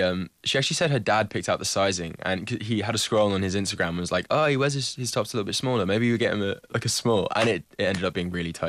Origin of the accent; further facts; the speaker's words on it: Hertfordshire, East of England, United Kingdom; He's from Essex. I'm from a place called Hertfordshire, which might not mean anything to the Irish